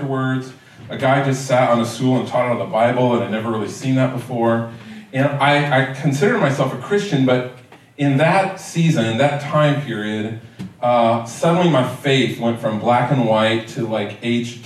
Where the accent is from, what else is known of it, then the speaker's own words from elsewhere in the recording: Richardson, Texas, United States; I grew up in Richardson